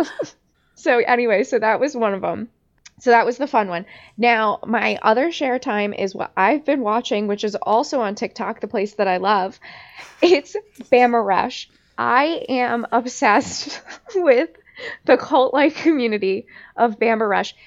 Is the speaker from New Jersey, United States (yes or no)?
yes; Long Beach Island, New Jersey, United States; I grew up in Long Beach Island